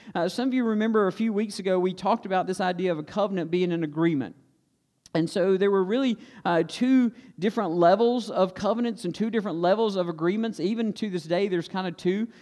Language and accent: English; Stokes County, North Carolina, United States; we grew up in Stokes County, and we don't use words like executors in Stokes County.